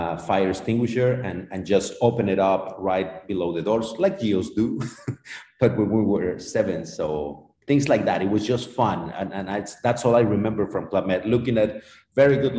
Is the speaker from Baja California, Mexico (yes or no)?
no; Mexico City, Mexico; I was born in Mexico City, and I was living in Mexico City